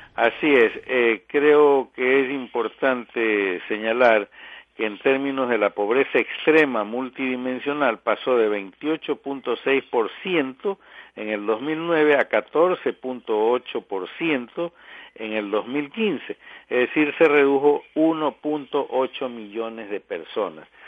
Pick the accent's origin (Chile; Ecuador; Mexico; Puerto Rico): Ecuador